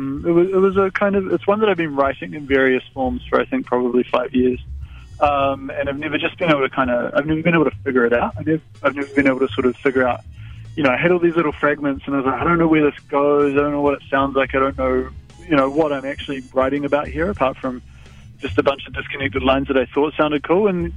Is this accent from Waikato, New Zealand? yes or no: no; West Otago, New Zealand; now in Auckland, New Zealand; I grew up in West Otago, and it's a very different buzz up here